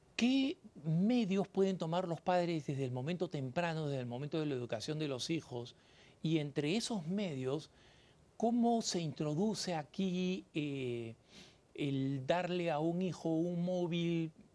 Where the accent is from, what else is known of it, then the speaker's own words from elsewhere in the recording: Peru; moved away; also born or lived in Colorado, United States; el país de donde yo vengo, en el Perú